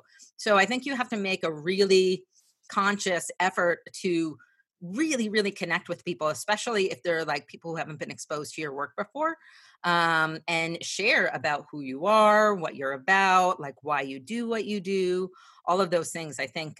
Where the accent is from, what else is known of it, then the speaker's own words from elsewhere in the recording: New Jersey, United States; moved away; I grew up in New Jersey and I always tell these stories about growing up in New Jersey because I am more of an introvert.